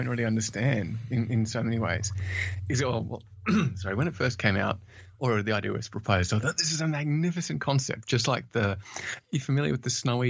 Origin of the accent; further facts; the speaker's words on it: Australia; accent: Australian; I'm, as said earlier, I'm originally from Australia, though I'm told I have lost a bit of the Australian accent.